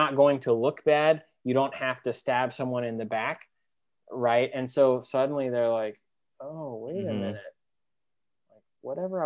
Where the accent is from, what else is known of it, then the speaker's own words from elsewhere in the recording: East Coast, United States; I was from the East Coast